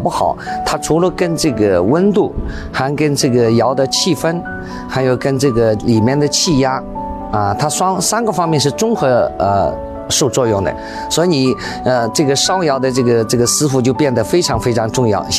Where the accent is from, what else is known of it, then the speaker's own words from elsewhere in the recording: Jingdezhen, Jiangxi, China; now in Foshan, China; 三十多年。我是从景德镇来到石湾镇嘛，这两个都是一个是做瓷的，一个叫瓷都，一个叫陶都。